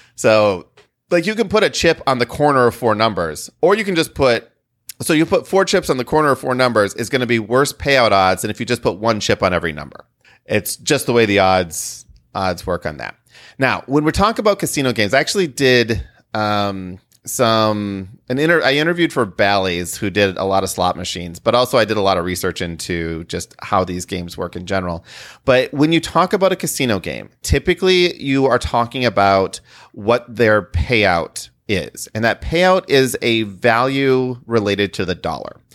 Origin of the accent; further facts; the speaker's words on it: Midwest, United States; We're from the Midwest and we don't have hurricanes.